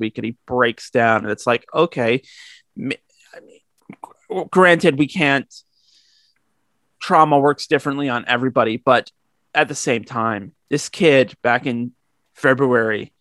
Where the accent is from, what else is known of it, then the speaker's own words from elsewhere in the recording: Canada; speaking as a Canadian